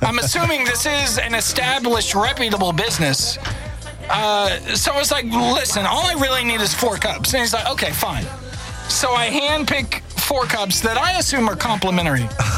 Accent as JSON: {"language": "English", "region": "Oklahoma", "country": "United States", "tie": "born or raised there", "said": "I was born in Oklahoma."}